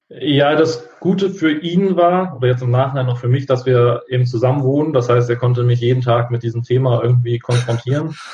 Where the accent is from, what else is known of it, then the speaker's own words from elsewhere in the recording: Hamburg, Germany; 28 Jahre jung, komme aus Hamburg